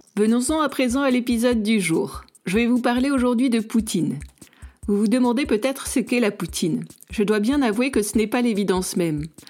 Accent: Nice, Provence-Alpes-Côte d'Azur, France; now in Canada; en tant que niçoise

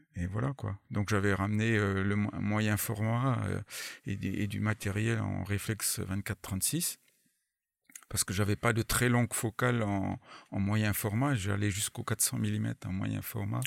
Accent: France; je suis pas anglophone quoi, je suis français avant, avant tout

